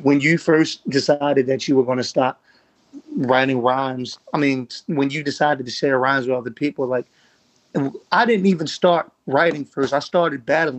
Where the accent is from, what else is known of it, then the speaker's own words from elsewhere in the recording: Baltimore, Maryland, United States; I'm from Baltimore